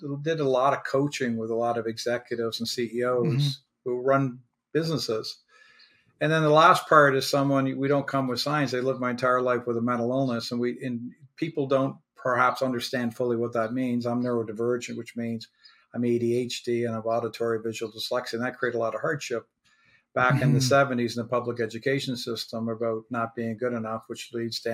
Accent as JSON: {"language": "English", "region": "Prince Edward Island", "country": "Canada", "tie": "born or raised there", "also_born_or_lived": "Halifax, Nova Scotia / Wolfville, Nova Scotia", "moved": "yes", "said": "I was born in Halifax, spent a few years there. I was adopted, then moved to Prince Edward Island and spent most of my childhood at Prince Edward Island"}